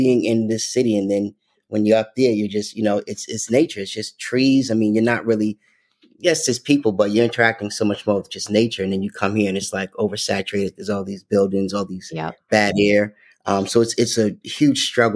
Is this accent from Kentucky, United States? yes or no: no; Connecticut, United States; I grew up in Connecticut